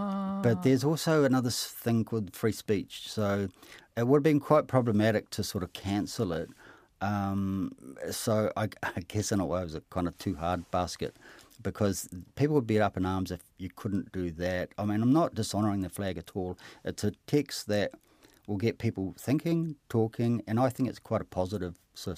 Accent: Hamilton, Waikato, New Zealand; I kind of thought it was partly mine because I grew up in Hamilton.

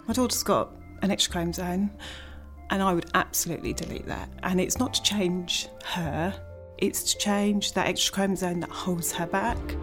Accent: Northern Nigeria, Nigeria; moved away; I grew up in Nigeria during the Civil War, but I was in the north

